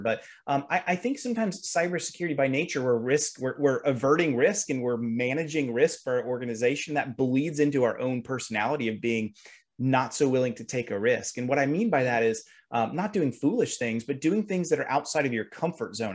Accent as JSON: {"language": "English", "region": "Kentucky", "country": "United States", "said": "I'm actually from Kentucky"}